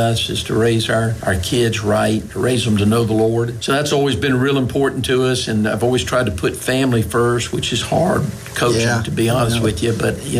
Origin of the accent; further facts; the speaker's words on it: Miami, Florida, United States; moved away; also born or lived in North Carolina; I was born in Miami, Florida.